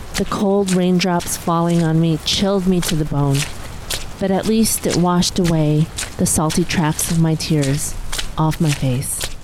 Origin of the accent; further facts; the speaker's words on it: Chicago, Illinois, United States; also born or lived in East Coast, United States; now in Los Angeles, United States; I was born and raised in Chicago, then I moved out east, and now I'm out in Los Angeles